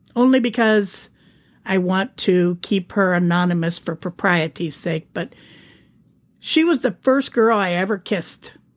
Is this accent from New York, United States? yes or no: no; Youngstown, Ohio, United States; moved away; my hometown. Well, outside my suburb, but in the greater area of Youngstown, which is where I'm from